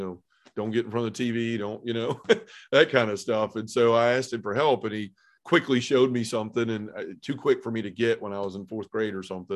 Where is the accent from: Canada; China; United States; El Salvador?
United States; Memphis, Tennessee; I was born and raised in Memphis